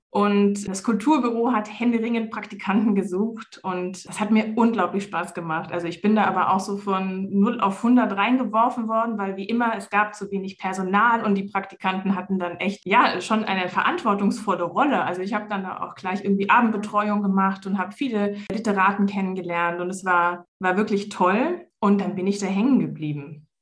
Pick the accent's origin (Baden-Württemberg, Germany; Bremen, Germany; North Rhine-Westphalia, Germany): Baden-Württemberg, Germany; Swabian Jura; moved away as an adult; also born or lived in Palatinate; now in Konstanz, Germany; Ich bin in der Pfalz geboren, und bin dann mit fünf Jahren auf die Schwäbische Alb verzogen worden